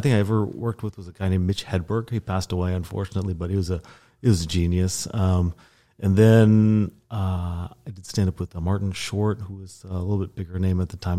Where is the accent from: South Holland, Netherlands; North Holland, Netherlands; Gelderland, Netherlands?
South Holland, Netherlands; also born or lived in Oklahoma, United States; Well, I was born in Oklahoma. I don't like to talk about that usually, but we moved to the Netherlands when I was a child. And so actually I lived outside of The Hague for several years.